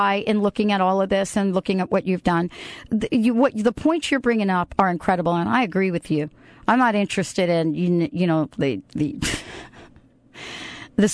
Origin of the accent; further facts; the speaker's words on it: New York City, New York, United States; I grew up in the Bronx